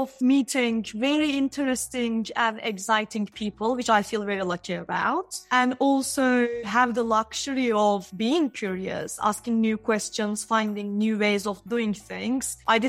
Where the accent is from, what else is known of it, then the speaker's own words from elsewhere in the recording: Istanbul, Turkey; Istanbul, in Turkey.